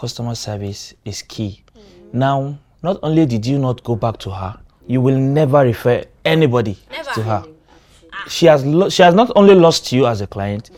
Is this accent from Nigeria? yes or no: yes; Ogori, Kogi, Nigeria; first language Oko (Osayen); I'm from Kogi State, and there's a place called Ogori Magongo